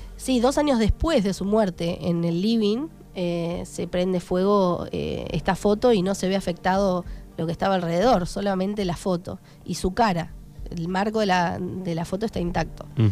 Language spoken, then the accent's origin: Spanish; Darregueira, Buenos Aires Province, Argentina; moved away as an adult; yo me fui de Darreguera hace 10 años, me fui a estudiar